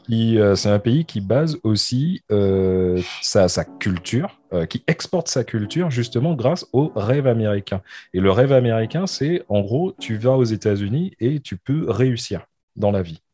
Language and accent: French; France; now in United Kingdom; en tant que Français